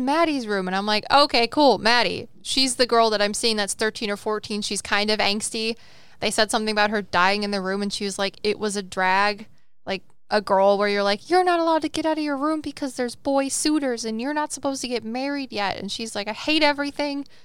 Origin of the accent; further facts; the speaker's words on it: Welsh, Wales, United Kingdom; I'm Welsh